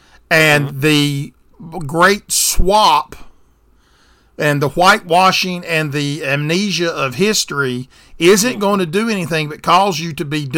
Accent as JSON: {"language": "English", "region": "the South", "country": "United States", "tie": "born or raised there", "said": "I was born and raised in the South."}